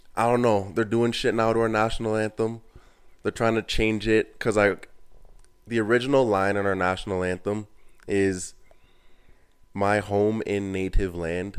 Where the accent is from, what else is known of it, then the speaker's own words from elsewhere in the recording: Canada; I'm Canadian.